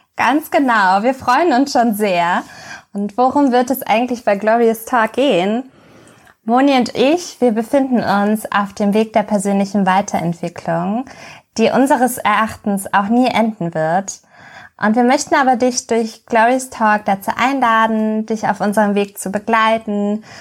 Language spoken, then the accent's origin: German; Hamburg, Germany; Also ich bin geboren und aufgewachsen in Hamburg und ich lebe hier auch noch an der schönen Elbe.